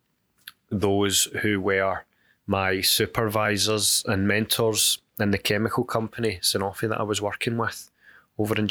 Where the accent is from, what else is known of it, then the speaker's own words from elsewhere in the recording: United Kingdom; the longest that I had lived on my own outside of the UK ever